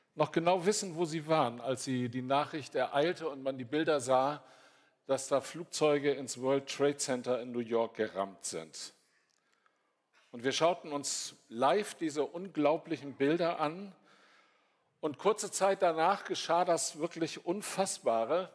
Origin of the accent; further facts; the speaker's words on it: North Sea coast, Germany; ich bin an der Nordseeküste aufgewachsen